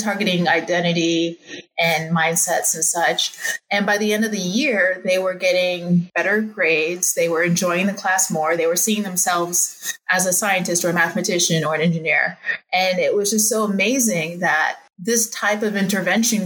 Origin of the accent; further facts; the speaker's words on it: Bay Area, California, United States; I grew up in the Bay Area